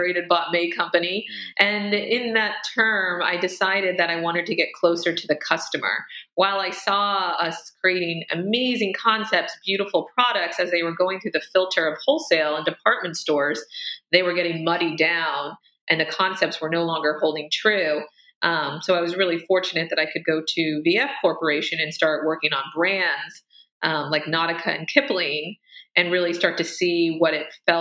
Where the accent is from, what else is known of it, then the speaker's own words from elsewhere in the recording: Amish-influenced community, Pennsylvania, United States; moved away as an adult; also born or lived in Pittsburgh; now in New York City, United States; growing up, you know, 90 miles, you know, 2 hours outside of New York City, I was always just mesmerized by the opportunity and the energy of the city, especially growing up in a community that is influenced by, you know, Amish.